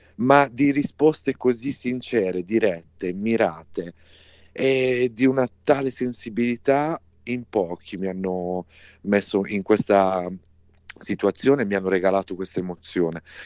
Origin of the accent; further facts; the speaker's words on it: Apulia, Italy; la Puglia, che è la mia regione natale